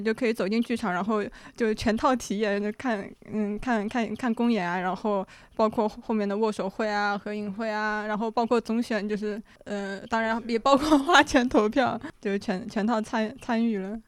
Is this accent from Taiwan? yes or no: no; China; 我的整个作为中国人被养大的这个过程中